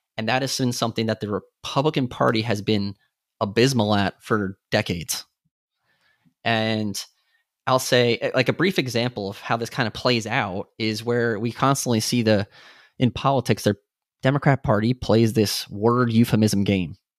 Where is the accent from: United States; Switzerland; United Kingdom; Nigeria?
United States; New York; now in Texas, United States; born and raised in New York